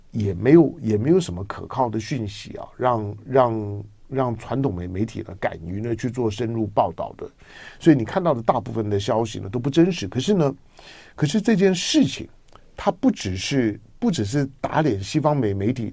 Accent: Taiwan; 我从台湾来

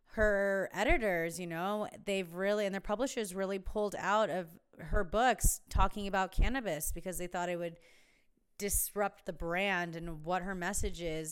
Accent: Palm Springs, California, United States; also born or lived in San Diego; now in Joshua Tree, United States; I grew up in Palm Springs

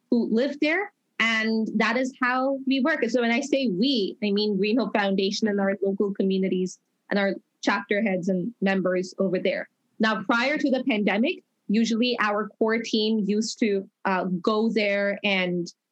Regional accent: Dubai, United Arab Emirates; now in Toronto, Canada; I grew up in Dubai, and now I'm permanently living in Toronto

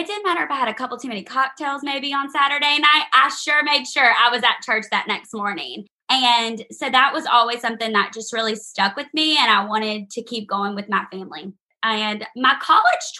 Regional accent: Alexandria, Louisiana, United States; moved away as an adult; now in Auburn, United States; I'm from Louisiana. I grew up in Alexandria, Louisiana

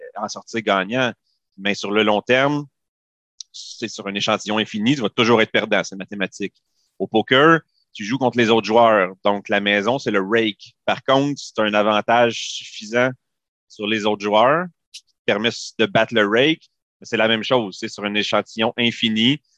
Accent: Saint-Hyacinthe, Quebec, Canada; je suis, je viens de Saint-Hyacinthe

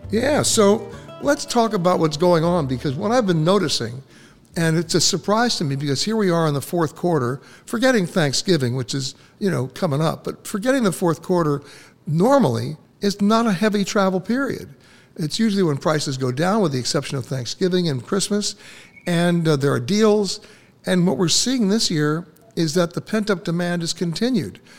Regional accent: New York City, New York, United States; when I was growing up in Manhattan

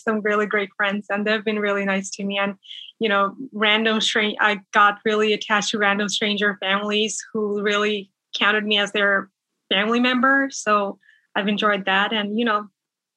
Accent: Bangladesh; moved away as an adult; now in Menifee, United States; I'm originally from Bangladesh and right now I'm living in Menifee. That's in Southern California

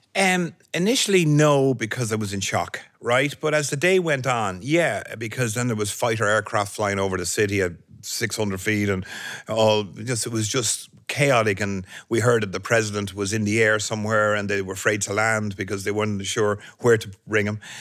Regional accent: Ireland; moved away as an adult; now in New York, United States; my in, instinct of being Irish

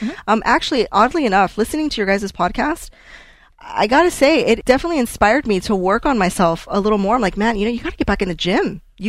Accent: Mexico; I'm definitely, obviously Mexican

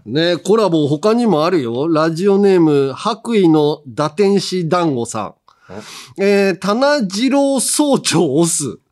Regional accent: Hiroshima, Japan; moved away; 広島生まれじゃん俺が

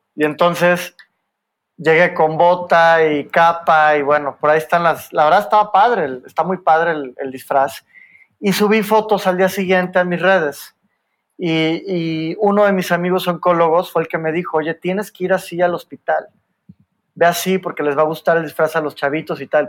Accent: Mexico; Soy el único mexicano, el único abogado y, y el único hombre latinoamericano

